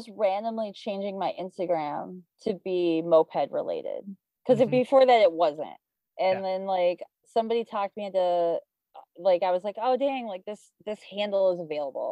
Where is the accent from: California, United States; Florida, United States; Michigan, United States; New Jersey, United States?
Michigan, United States; now in Brooklyn, United States; I grew up in Michigan